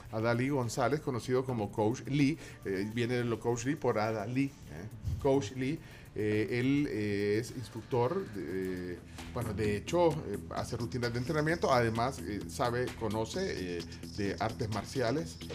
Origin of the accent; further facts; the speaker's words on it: Guatemala; Nos molestamos así los chapines